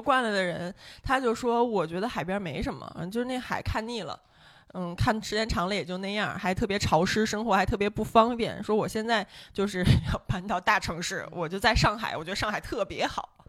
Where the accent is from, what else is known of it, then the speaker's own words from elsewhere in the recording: Beijing, China; 我当年十几岁的时候，真的有点不太喜欢北京了，因为我在北京找不到家乡的感觉。